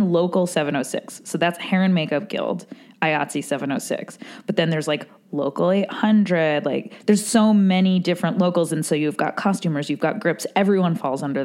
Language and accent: English; New York, United States; I'm from New York